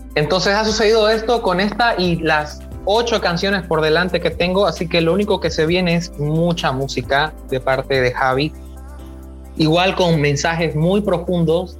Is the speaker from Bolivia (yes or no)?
yes; Bolivia; en mi país, aquí en Bolivia